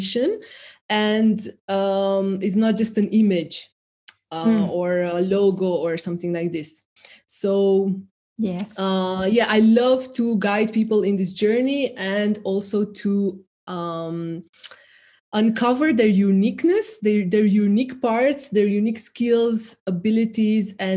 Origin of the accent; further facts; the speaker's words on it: Romania; moved away; I grew up in the immediately post-communist era of Romania